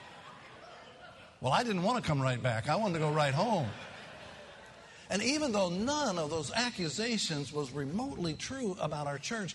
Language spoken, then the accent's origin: English; Kentucky, United States; I'm from Kentucky